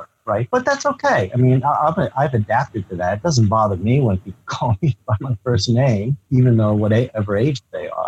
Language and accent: English; Northern New Jersey, United States; I was third generation Japanese, and I grew up in the New Jersey area